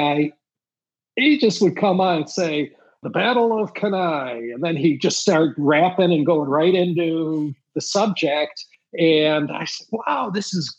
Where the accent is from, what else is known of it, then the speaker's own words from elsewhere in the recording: Midwest, United States; being a Midwesterner